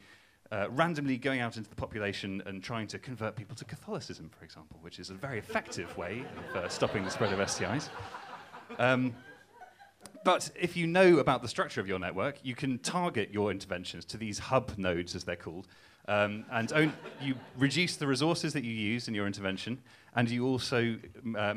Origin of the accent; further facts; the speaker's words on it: Newcastle upon Tyne, North East England, United Kingdom; I'm not from Cambridge, as you can tell from my accent. I'm from Newcastle